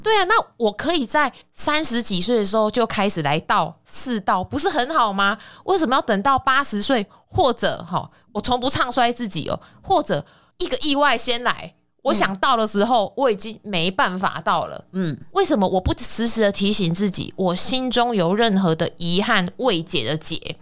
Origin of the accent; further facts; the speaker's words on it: Kaohsiung, Taiwan; moved away as an adult; also born or lived in northern Taiwan; 因为我是南部人嘛